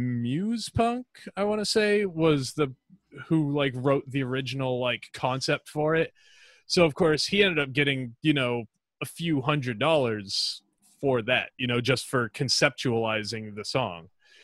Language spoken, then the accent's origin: English; England, United Kingdom; accent: English; As far as my English accent goes, I don't know. I don't have a distinction between Liverpool, where else, Manchester.